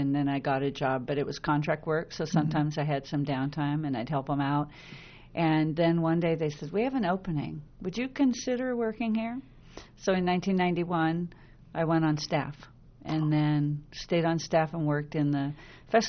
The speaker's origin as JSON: {"language": "English", "town": "Issaquah", "region": "Washington", "country": "United States", "tie": "born or raised there", "also_born_or_lived": "Seattle / Bellevue", "said": "I was raised in Issaquah, so I was raised with Labor Day"}